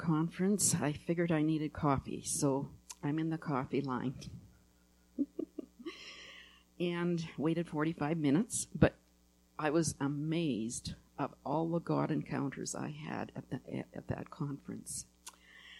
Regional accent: Winnipeg area, Manitoba, Canada; I'm from that area.

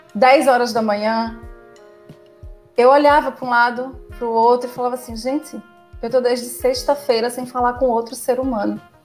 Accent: Recife, Pernambuco, Brazil; also born or lived in Fortaleza; Saí de Recife, saí da casa dos meus pais e fui morar sozinha em Fortaleza.

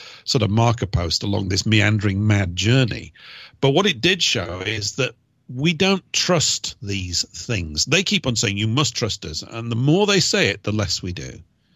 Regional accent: United Kingdom; I'm a British person

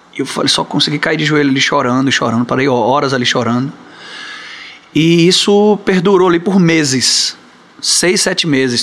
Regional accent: Barreiras, Bahia, Brazil; also born or lived in Salvador; eu fui criado em Barreiras, né? Interior da Bahia

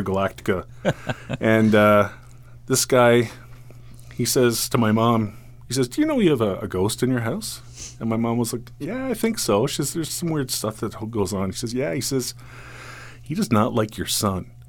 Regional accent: Caledon, Ontario, Canada; also born or lived in Rexdale, Toronto; my my parents moved up to Caledon

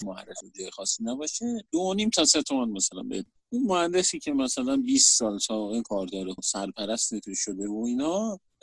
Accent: Shahr-e Rey, Tehran Province, Iran; از بچگی از اون موقعی که به دنیا اومدم ساکن شهرره بودم

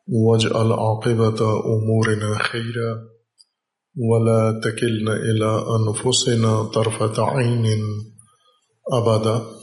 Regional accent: Pakistan

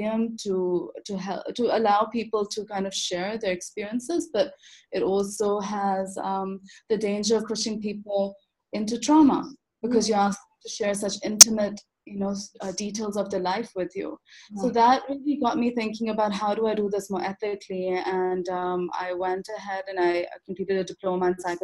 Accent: Lahore, Punjab, Pakistan; also born or lived in Canada; now in Islamabad, Pakistan; I grew up in Lahore

